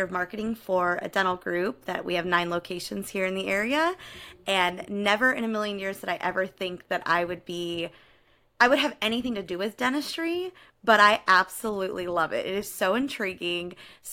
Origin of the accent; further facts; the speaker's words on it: California, United States; moved away as an adult; also born or lived in Ohio; I grew up in California and then moved to Ohio for college